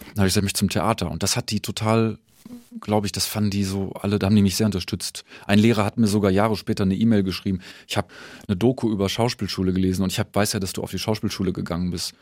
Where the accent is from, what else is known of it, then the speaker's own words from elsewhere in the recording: Düsseldorf, North Rhine-Westphalia, Germany; moved away as an adult; also born or lived in Hannover / Mannheim; now in Nuremberg, Germany; in Düsseldorf bin ich geboren und in Hannover studiert.